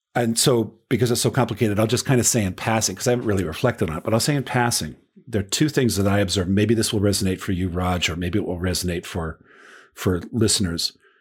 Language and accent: English; Boston, Massachusetts, United States; also born or lived in Chicago; now in Bloomington, United States; growing up in Boston